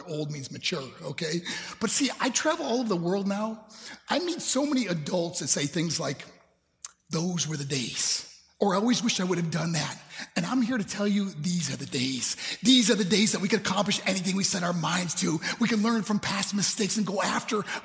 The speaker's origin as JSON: {"language": "English", "region": "New York", "country": "United States", "tie": "born or raised there", "also_born_or_lived": "Colorado Springs, Colorado", "said": "my hometown in New York"}